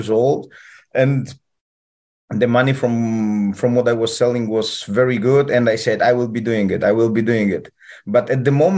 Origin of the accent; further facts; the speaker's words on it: Poland; English is a second language; also born or lived in Peru; now in Turkey; I come from Poland. I'm a Polish guy